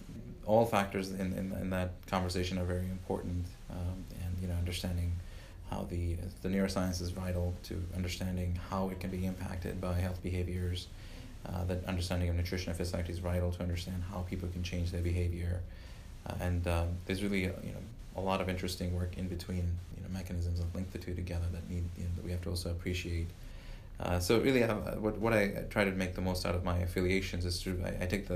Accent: Uganda; moved away as an adult; also born or lived in Louisiana, United States; now in Illinois, United States; Before that, I lived in Africa. I grew up in Uganda all the way through high school

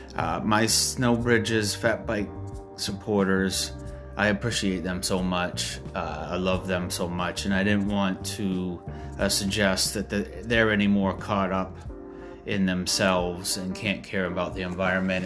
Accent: Maine, United States; my home state of Maine

